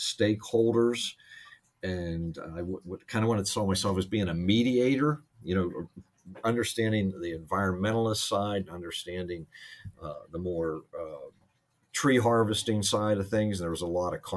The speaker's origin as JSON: {"language": "English", "town": "Pittsburgh", "region": "Pennsylvania", "country": "United States", "tie": "born or raised there", "said": "I grew up in Pittsburgh"}